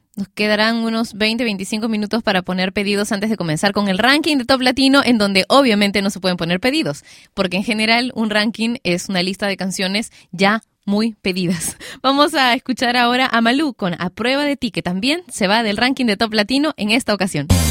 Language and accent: Spanish; Peru; en mi país, Perú